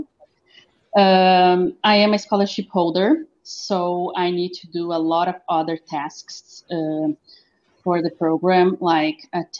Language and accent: English; Pelotas, Rio Grande do Sul, Brazil; As I live in Pelotas, I've taken my master's degree here in my hometown.